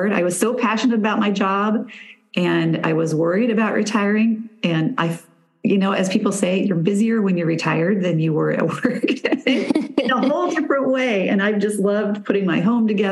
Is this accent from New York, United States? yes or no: no; McCook, Nebraska, United States; I was born in McCook, Nebraska, grew up there, lived there for a good 50 years.